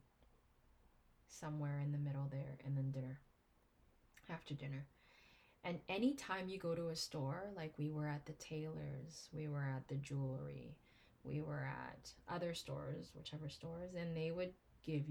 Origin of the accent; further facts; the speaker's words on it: Philippines; As a Filipino married to an Indian